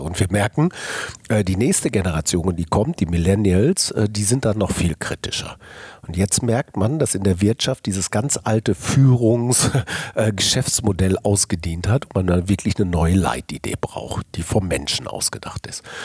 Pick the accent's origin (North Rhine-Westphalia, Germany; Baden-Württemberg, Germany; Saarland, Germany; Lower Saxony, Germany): North Rhine-Westphalia, Germany; Ruhr area; also born or lived in Cologne; Ich bin geboren im Kohlenpott 1963 äh, und das prägt dich. Das heißt, du hast schon Maloche gelernt und Kumpelmentalität